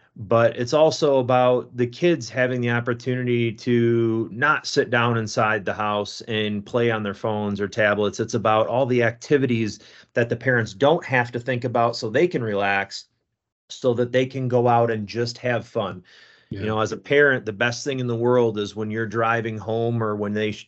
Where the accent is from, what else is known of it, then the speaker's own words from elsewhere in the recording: East Coast, United States; moved away as an adult; now in Grand Haven, United States; I grew up on the East Coast, and my wife drug me out to the West Coast